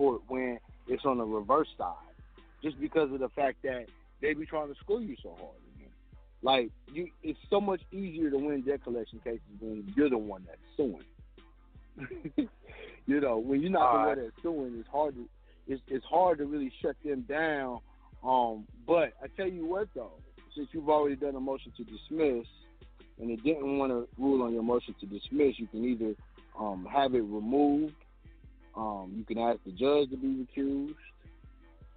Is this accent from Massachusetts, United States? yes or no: no; Kansas, United States; I was born in Kansas.